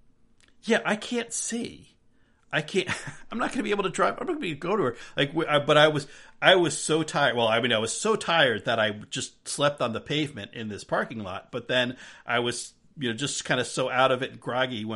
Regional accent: New Jersey, United States; Growing up in New Jersey

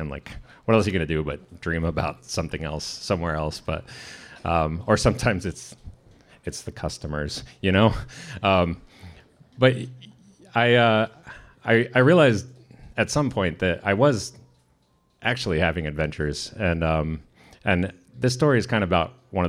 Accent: San Diego, California, United States; now in Sitka, United States; I'm from San Diego

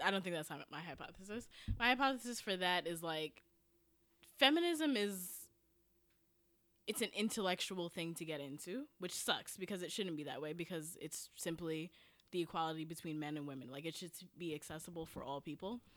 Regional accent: New York City, New York, United States; I'm from Jamaica, but I'm from the suburb of Jamaica. Like, I'm from Cambria Heights

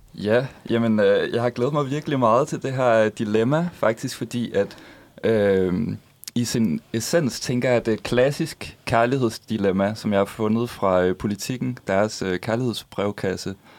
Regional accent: Funen, Southern Denmark, Denmark; now in Copenhagen, Denmark; jeg er Fynbo

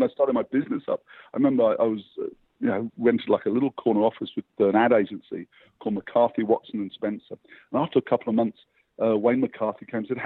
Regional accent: England, United Kingdom; now in Australia; I grew up in England, where it's bloody dark

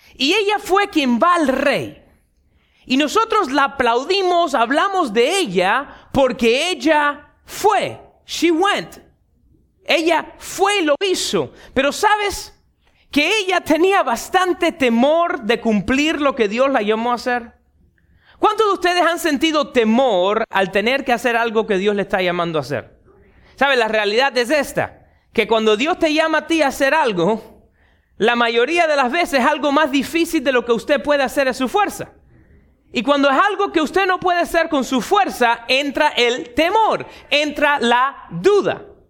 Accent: Miami, Florida, United States; un muchacho nacido y criado en Miami

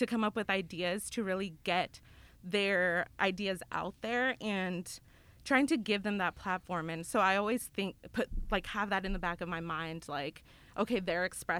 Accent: El Paso, Texas, United States; moved away as an adult; now in Memphis, United States; I'm from Texas, El Paso, Texas

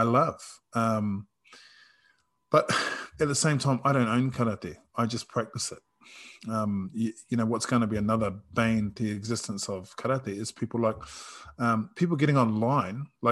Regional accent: New Zealand; I'm Māori and I'm Samoan and I'm from New Zealand and from the Pacific.

